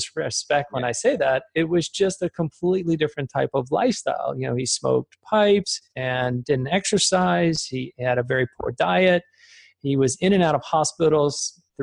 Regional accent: Richmond, Virginia, United States; also born or lived in Germany; I was born in Germany. We moved over to the United States when I was about 6 months old. My dad worked for a German company as an engineer and transplanted over to the States at a very early age. And grew up in Richmond, Virginia

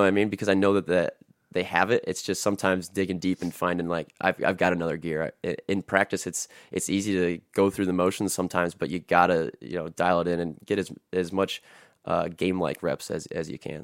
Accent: Napoleon, Ohio, United States; I grew up in Napoleon

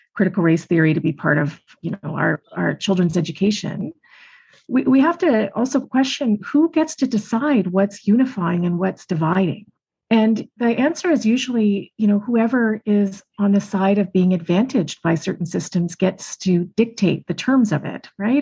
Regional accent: just outside of Toronto, Ontario, Canada; also born or lived in Montreal; I grew up just outside of Toronto

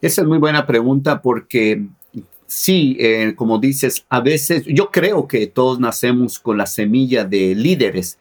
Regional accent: Mexico; moved away as an adult; now in United States; yo soy originario de México, allá estudié ingeniero químico industrial

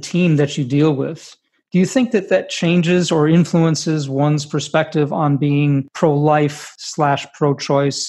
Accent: United States; When I was growing up in America

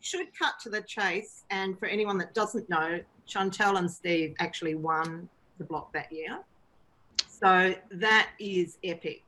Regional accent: Victoria, Australia; also born or lived in Melbourne; now in Sydney, Australia; I grew up in Victoria. I actually lived a lot of my life in Melbourne

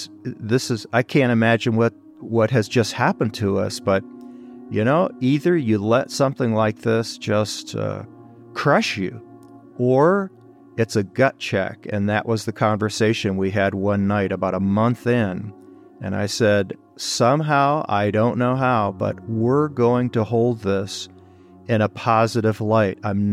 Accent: Detroit, Michigan, United States; I was born and raised in Detroit, literally born and raised.

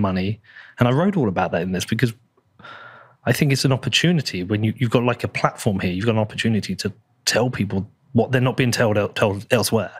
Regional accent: United Kingdom

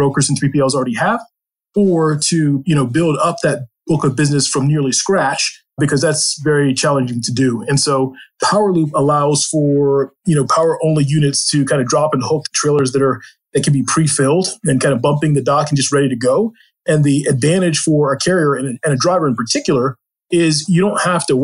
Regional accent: Maryland, United States; I grew up on a farm in Maryland

